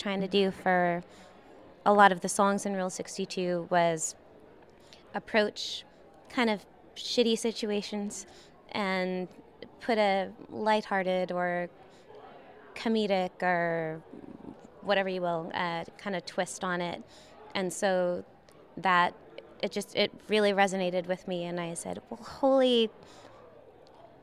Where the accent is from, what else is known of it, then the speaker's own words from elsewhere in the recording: Prince Edward Island, Canada; now in Austin, United States; I was born on Prince Edward Island in Canada.